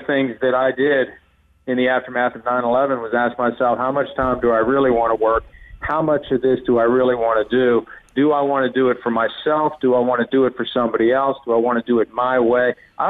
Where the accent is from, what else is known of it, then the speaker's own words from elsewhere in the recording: Wheeling, West Virginia, United States; moved away as an adult; now in Bridgeport, United States; I grew up in a town called Wheeling, West Virginia, which is 60 miles southwest of Pittsburgh.